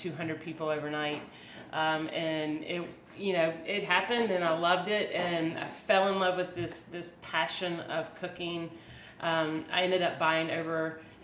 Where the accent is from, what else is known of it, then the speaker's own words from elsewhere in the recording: Aiken, South Carolina, United States; also born or lived in Charleston, South Carolina; from Aiken, South Carolina, a little small town in South Carolina that is amazing. Had a great place to grow up